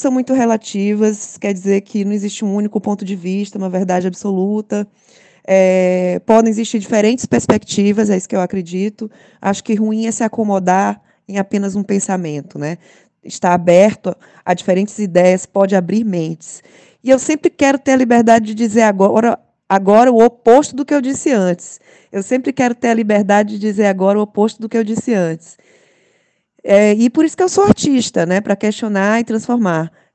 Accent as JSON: {"language": "Portuguese", "town": "São Luís", "region": "Maranhão", "country": "Brazil", "said": "sou de São Luís, maranhense"}